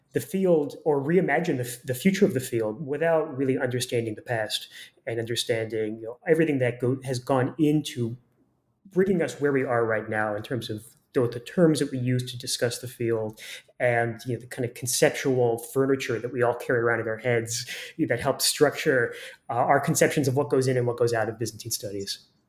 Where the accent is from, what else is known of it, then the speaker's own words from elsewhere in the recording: Florida, United States; moved away as an adult; also born or lived in Massachusetts / Chicago; now in Burnaby, Canada; I grew up in Florida